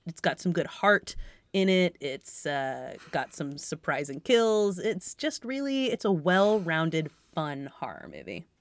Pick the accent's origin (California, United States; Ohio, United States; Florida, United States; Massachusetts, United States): Massachusetts, United States; I'm from Massachusetts